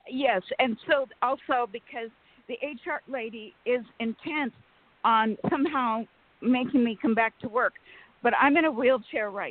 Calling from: Sacramento, California, United States

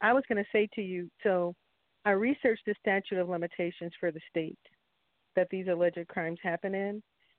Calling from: North Carolina, United States; I'm calling from North Carolina.

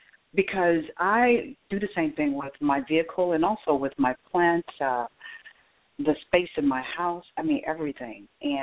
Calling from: Atlanta, Georgia, United States; I'm in Atlanta.

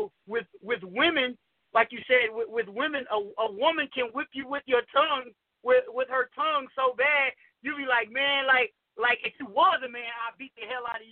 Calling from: Houston, Texas, United States; I'm calling from Houston, Texas.

